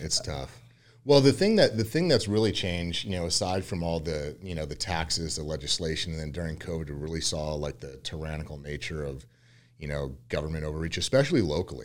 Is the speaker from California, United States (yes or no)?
yes; Yucca Valley, California, United States; also born or lived in Westlake, California; I was born and raised in California, um, originally from a little small town called Yucca Valley out near Palm Springs